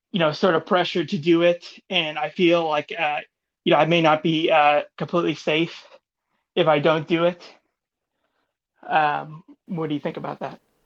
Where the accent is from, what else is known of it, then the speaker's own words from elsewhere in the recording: New York, United States; I'm from New York